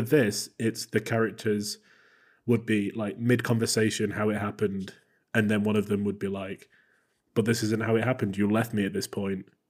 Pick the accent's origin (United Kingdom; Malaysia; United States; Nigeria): United Kingdom; England; I am English